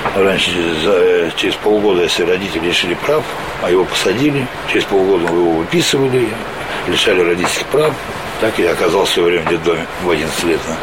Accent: Rostov-on-Don, Rostov Oblast, Russia; moved away; also born or lived in Ryazan; Я родился в Ростове сам на, на Дону

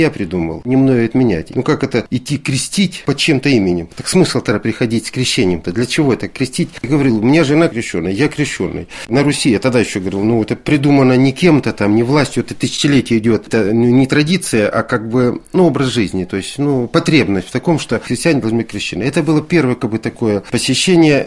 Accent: Salsk, Rostov Oblast, Russia; born or raised there; moved away as an adult; also born or lived in Severomorsk

